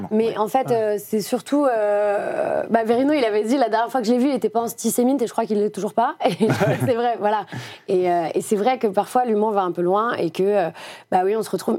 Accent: Lyon, Auvergne-Rhône-Alpes, France; moved away; also born or lived in Paris; je viens de Lyon

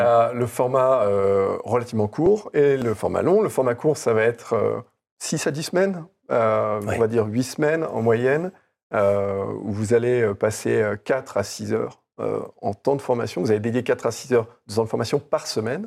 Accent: France; Je suis français, je viens du milieu de l'EdTech

